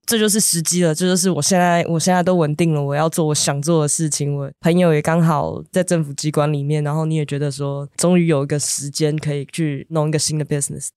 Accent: Taiwan; in Taipei，我来自台湾

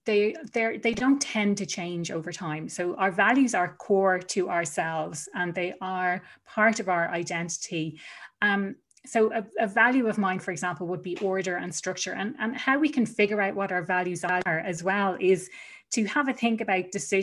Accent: Ireland; moved away as an adult; I was gone from Ireland for over 7 years. And one of the big reasons that I returned home was to spend more time with family.

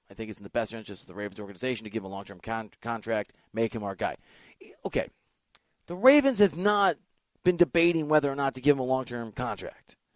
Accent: Dubuque, Iowa, United States; moved away; I grew up in Dubuque, Iowa.

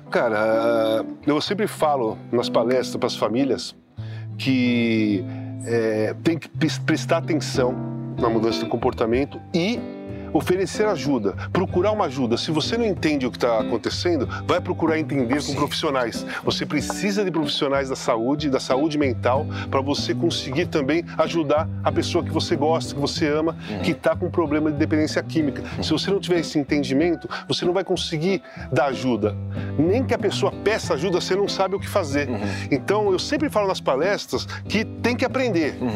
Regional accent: Rio Grande do Sul, Brazil; Eu, então eu sou, eu sou do Rio Grande

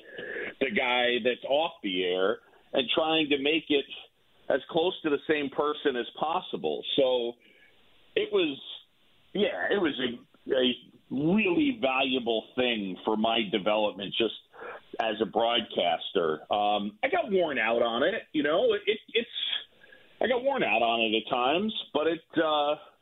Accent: New York, United States; moved away; I grew up in New York

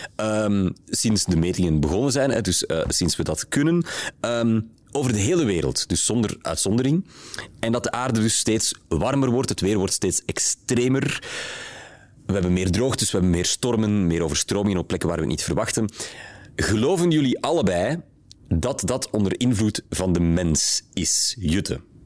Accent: Flanders, Belgium; bij ons in Vlaanderen

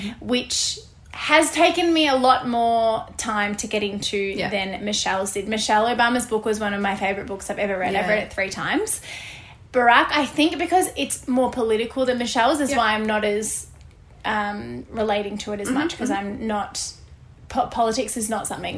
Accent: Australia; we're Australian

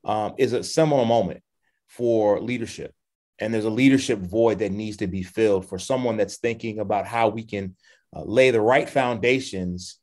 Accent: Chicago, Illinois, United States; also born or lived in South Shore, Chicago / Auburn Gresham, Chicago; I was born in South Shore and reared in Hyde Park

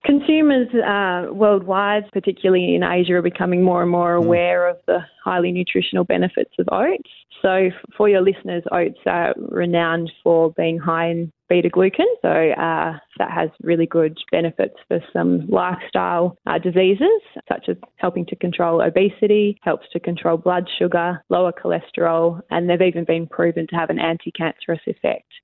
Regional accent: York, Western Australia, Australia; also born or lived in Northam, Western Australia; I grew up. I grew up in in York. Uh, went to school in York and sometime in in Northam

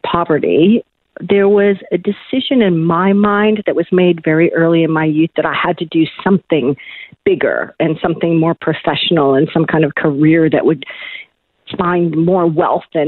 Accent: Buffalo, New York, United States; I was originally born and raised in Buffalo, New York, cold country

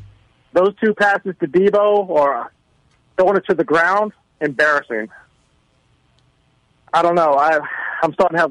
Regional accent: Alexandria, Virginia, United States; I'm from Alexandria.

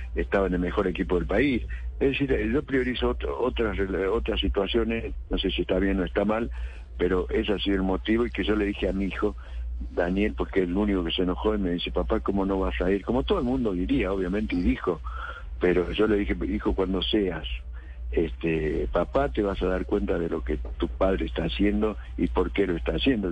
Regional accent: San Salvador de Jujuy, Jujuy, Argentina; now in Córdoba, Argentina; Yo nací en San Salvador de Jujuy, vivo en Córdoba. Me adoptaron cordobés porque hace 43 años que vivo acá

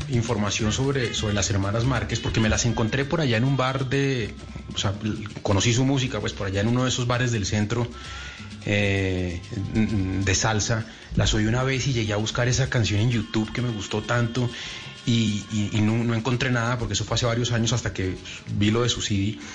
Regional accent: Uruguay; now in Colombia; en Colombia vivo mucho tiempo, la gente me quiere, pero yo sigo siendo un extranjero en Colombia, por mi acento, por, mi historia y tal. Pero cuando vuelvo a Uruguay, ya no conozco a nadie, ya no están mis amigos, ya no está mi calle, ya no está mi barrio.

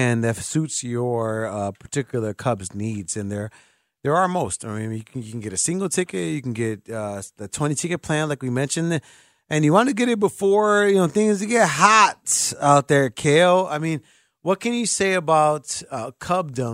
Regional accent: Chicago, Illinois, United States; I'm a Chicagoan

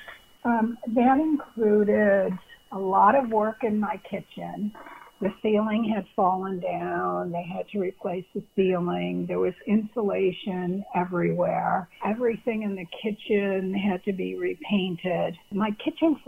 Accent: Buffalo, New York, United States; also born or lived in Pennsylvania; now in Colleyville, United States; I'm from Buffalo, New York

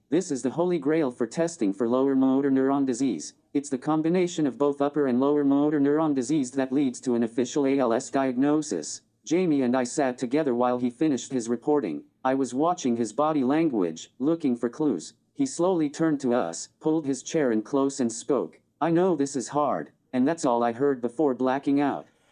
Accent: Lawrence, Kansas, United States; moved away as an adult; also born or lived in Saint Louis; I grew up in Lawrence, pretty normal childhood

